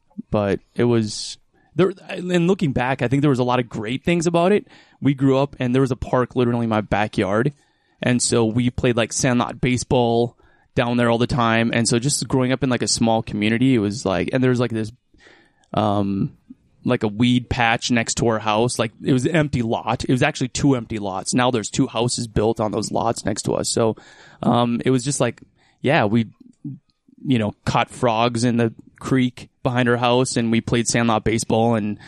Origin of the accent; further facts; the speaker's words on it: Waconia, Minnesota, United States; now in Utah, United States; My parents are still, in Waconia, Minnesota. Waconia, yep. I grew up, it's about 30 miles west of the Twin Cities.